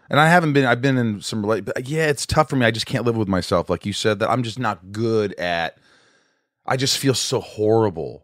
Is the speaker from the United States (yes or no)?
yes; Southern Indiana, United States; I grew up in Indiana, Southern Indiana